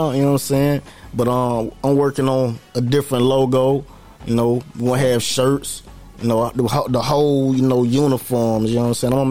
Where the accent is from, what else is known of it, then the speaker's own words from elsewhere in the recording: Norristown, Pennsylvania, United States; born there; also born or lived in North Carolina; I was born in Norristown, Pennsylvania though.